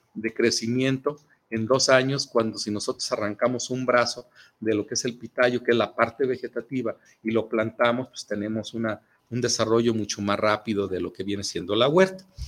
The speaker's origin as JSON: {"language": "Spanish", "country": "Mexico", "said": "nosotros como mexicanos"}